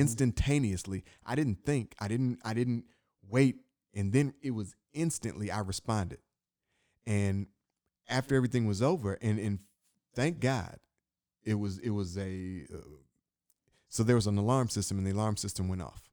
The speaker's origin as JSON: {"language": "English", "town": "Inkster", "region": "Michigan", "country": "United States", "said": "being from where I'm from, I'm from Inkster, Michigan, right outside Detroit"}